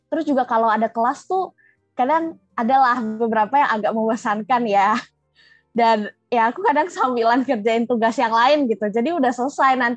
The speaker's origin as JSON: {"language": "Indonesian", "region": "Jambi", "country": "Indonesia", "said": "memperkenalkan ITB di Jambi itu dari unit aku juga sih namanya keluarga mahasiswa Jambi karena aku dari Jambi kan"}